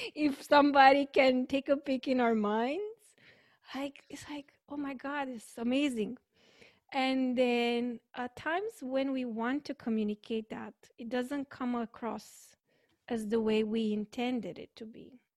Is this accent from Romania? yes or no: yes; Romania; I'm from Romania